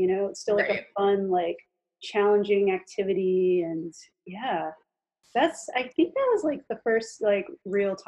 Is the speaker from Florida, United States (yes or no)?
yes; Lake Mary, Florida, United States; also born or lived in Jacksonville, Florida; I actually grew up in Florida. I was born in Jacksonville, but mostly grew up in outside Orlando in the suburbs, little suburb called Lake Mary.